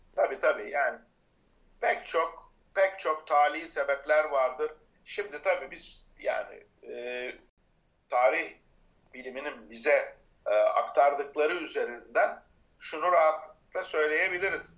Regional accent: Bayındır, İzmir, Turkey; Ben Tire'ye 20 dakika mesafede e, Bayındır doğumlu ve oralıyım. Orada büyümeyim.

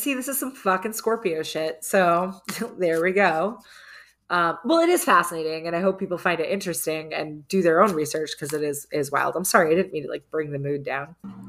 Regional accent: Ireland; I am Irish.

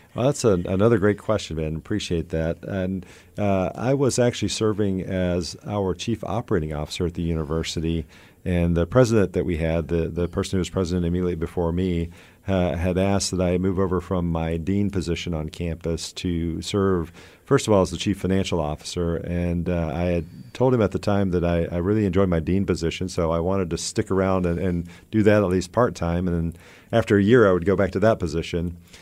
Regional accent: Georgia, United States; moved away; also born or lived in Tallahassee, Florida; I grew up in Georgia

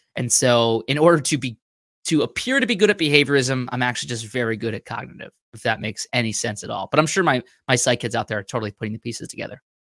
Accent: Mastic, New York, United States; now in Virginia, United States; I grew up five minutes from the beach

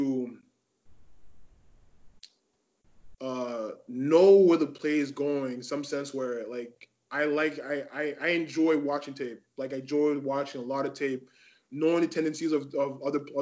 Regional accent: Montreal, Quebec, Canada; also born or lived in Laval; I'm glad to be here to represent Montreal, because that's where I live. This is my hometown.

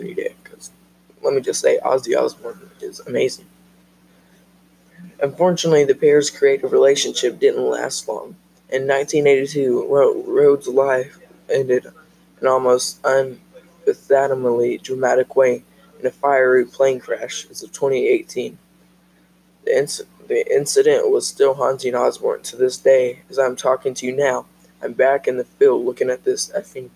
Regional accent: Oklahoma, United States; also born or lived in Wynnewood, Oklahoma; I'm from Oklahoma

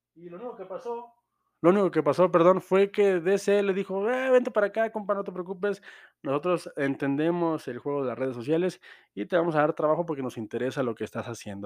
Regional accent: Mexico; todos estamos de acuerdo como mexicanos

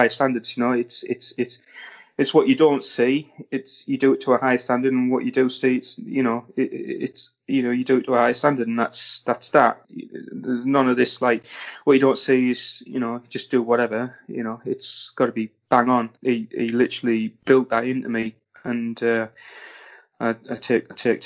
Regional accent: Redcar, North East England, United Kingdom; I'm from Redcar, Teesside. That's basically where I'm from

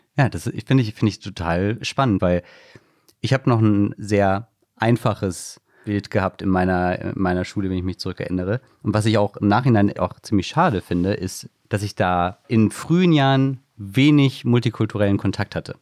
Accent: near Wiesbaden, Hesse, Germany; ich komme aus der Nähe von Wiesbaden

